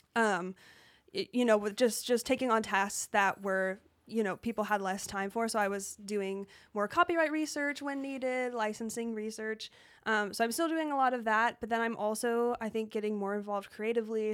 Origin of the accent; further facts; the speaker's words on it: Colorado, United States; I grew up in Colorado